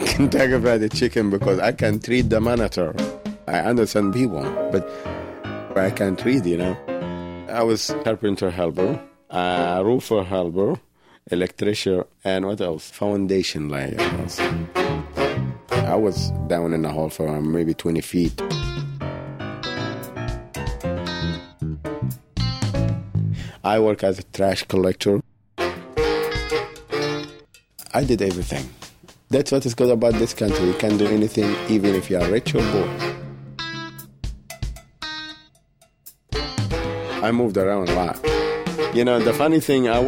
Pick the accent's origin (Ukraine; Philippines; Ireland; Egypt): Egypt; Cairo; moved away as an adult; also born or lived in Germany; now in United States; I'm Egyptian American and African